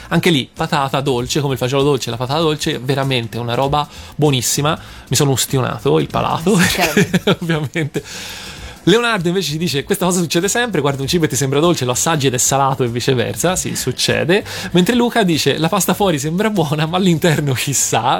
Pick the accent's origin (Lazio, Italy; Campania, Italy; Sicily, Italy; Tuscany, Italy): Tuscany, Italy; farlo più che altro da toscano